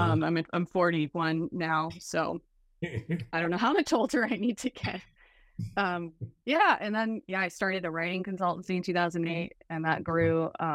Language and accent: English; Canada; born there; I was born in Canada. I will start back then. I was born near an Arctic tundra, raised on an active volcano.